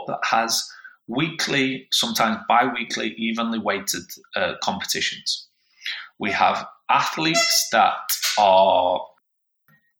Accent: Yorkshire and the Humber, United Kingdom; as a Yorkshire man

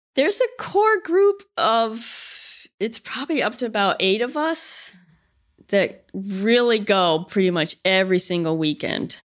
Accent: Connecticut, United States; now in Vermont, United States; we grew up in Connecticut

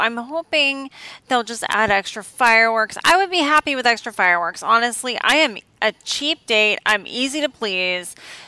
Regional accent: Louisiana, United States; I'm from Louisiana

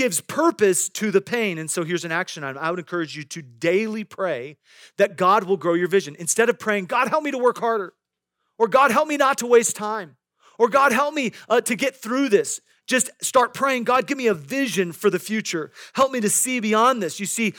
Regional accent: Midwest, United States; I grew up in the Midwest, and I knew many farmers

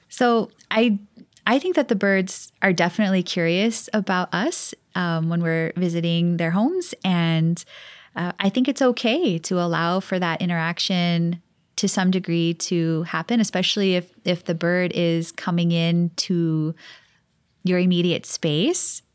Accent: Hawaii, United States; growing up in Hawaii

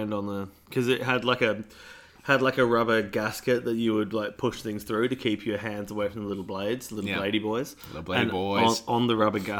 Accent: Pasadena, South Australia, Australia; the house I grew up in Pasadena, not Pasadena, California, Pasadena, South Australia

